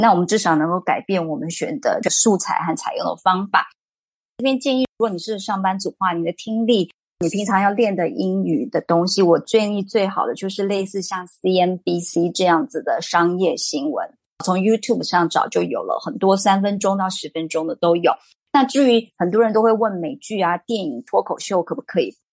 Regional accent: Taiwan; 因为台湾并没有像非洲和东南亚这边的国家变成殖民地。所以这造成我们世世代代并不会自然而然的就会使用第二外语

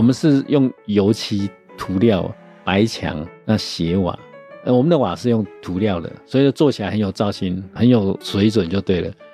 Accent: Zhongli, Taoyuan, Taiwan; 我是出生在桃园的中立乡下。乡下的意思就是我从小学要上小学的时候，每天走路要走大概七十分钟左右

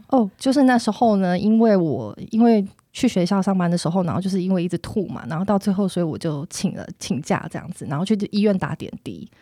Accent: Hsinchu, Hsinchu City, Taiwan; 我来自新竹，然后我老公在竹科工作嘛

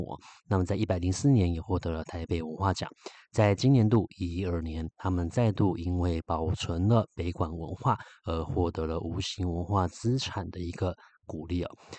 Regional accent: Taipei, Taiwan; 我们台北人

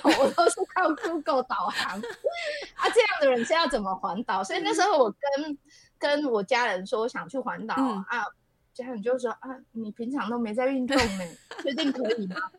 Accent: Taichung, Taiwan; 我是从小在都市台中市长大的人

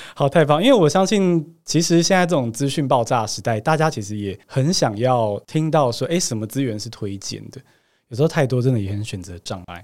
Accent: Taiwan; 我是台湾长大嘛

